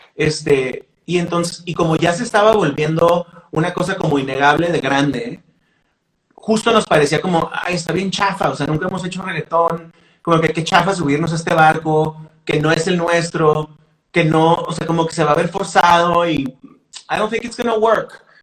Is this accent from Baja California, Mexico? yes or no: yes; Mexicali, Baja California, Mexico; nosotros grabamos como cuatro o cinco canciones en un estudio chafa en Mexicali